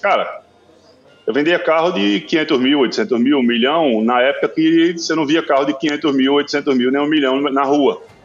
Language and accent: Portuguese; São José do Belmonte, Pernambuco, Brazil; eu sou do Sertão Central, Sou de São José do Belmonte. E eu costumo dizer que o sertão é um. Hoje em dia está bem é, desenvolvido, mas assim, na minha, na minha infância, sertão era.